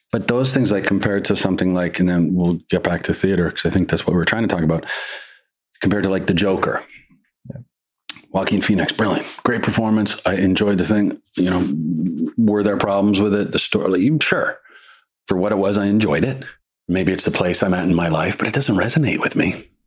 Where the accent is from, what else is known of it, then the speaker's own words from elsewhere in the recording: Canada; it's just a different. It's just different you know, and I'm, I'm very Canadian at heart.